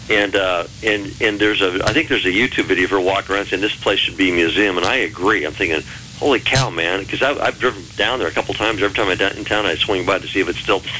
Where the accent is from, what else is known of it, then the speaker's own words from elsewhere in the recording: Texas, United States; We're from Texas.